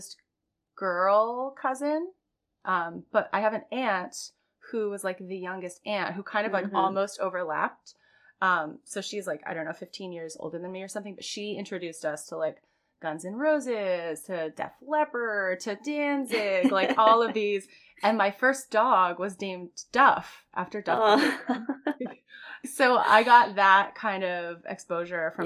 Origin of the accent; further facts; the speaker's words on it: Florida, United States; I'm from Florida